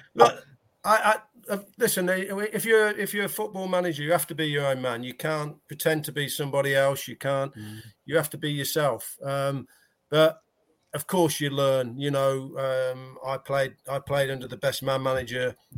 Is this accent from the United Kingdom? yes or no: yes; United Kingdom; we're British